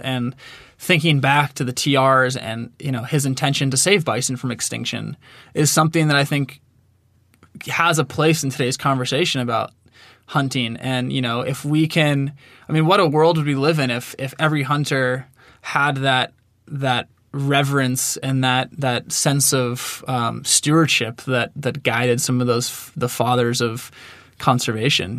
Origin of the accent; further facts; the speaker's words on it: Marin County, California, United States; now in Bozeman, United States; I grew up in Marin County, California, so just, uh, a bit north of San Francisco, a little town